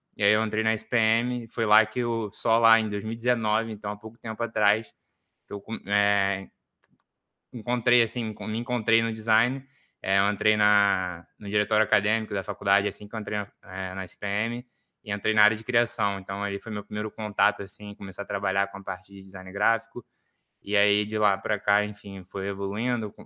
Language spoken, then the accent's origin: Portuguese; Rio de Janeiro, Brazil; eu sou aqui do Rio